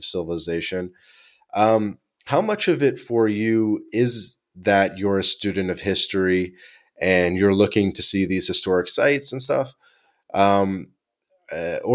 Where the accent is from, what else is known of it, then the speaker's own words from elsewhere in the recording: Toronto, Ontario, Canada; moved away; I'm from Toronto, Canada.